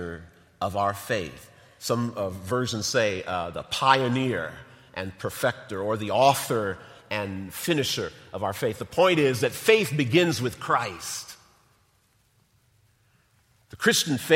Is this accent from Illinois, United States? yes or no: yes; North Chicago, Illinois, United States; I grew up in North Chicago, grew up in Lake County